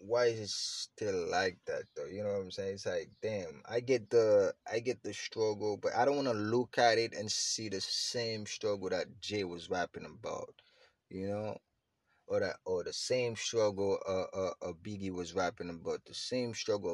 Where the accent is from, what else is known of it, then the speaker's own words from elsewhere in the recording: Haiti; I'm Haitian, I'm from Haiti